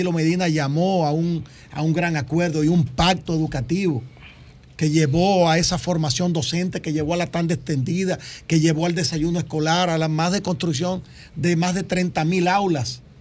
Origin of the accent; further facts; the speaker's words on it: Dominican Republic; sino también nuestra identidad como dominicanos, como un pueblo de fe, como un pueblo creyente